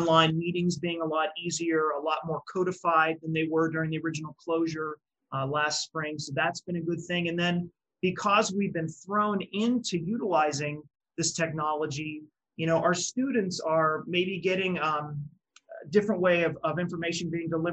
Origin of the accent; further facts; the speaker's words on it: Western Pennsylvania, United States; I grew up in Western PA, but I'm not from this area specifically